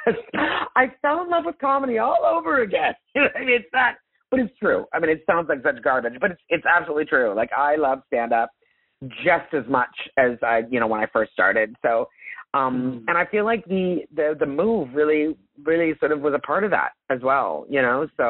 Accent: Canada; moved away as an adult; now in Los Angeles, United States; And I'm Italian, but I'm Anglo. Like I'm Canadian.

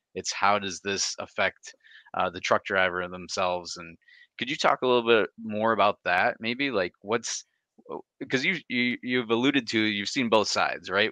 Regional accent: Michigan, United States; I'm from Michigan

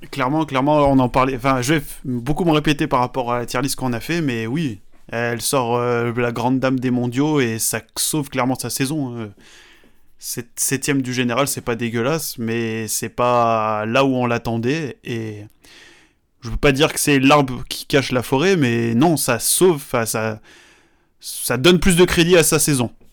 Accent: France; chez nous en France

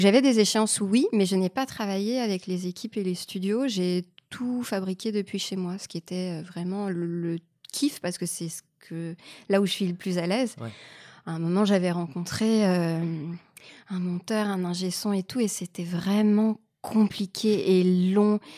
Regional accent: Canada; moved away as an adult; now in France; je suis canadienne et j'ai abandonné des études d'histoire de l'art et quand je suis arrivée en France

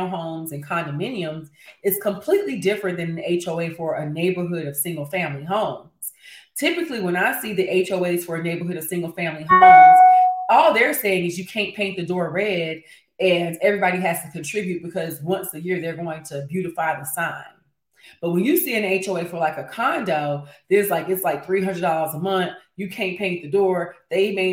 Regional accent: Fayetteville, North Carolina, United States; I'm from Fayetteville, so I'm very familiar with Raleigh-Durham.

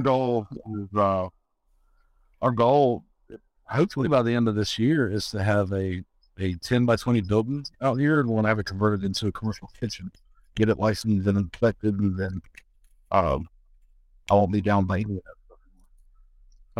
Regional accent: North Carolina, United States; moved away as an adult; also born or lived in Louisiana (Cajun country); I was born and raised in North Carolina, uh, foothills of the Appalachian Mountains

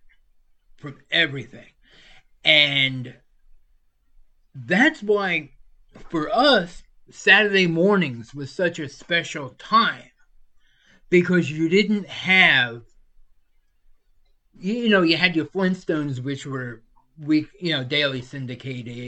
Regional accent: New York, United States; moved away; also born or lived in Florida; I'm from New York

